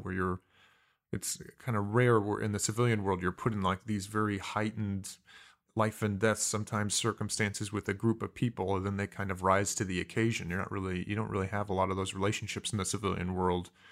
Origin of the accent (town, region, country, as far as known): Mishawaka, Indiana, United States; born or raised there; also born or lived in Fontana, California / San Diego, California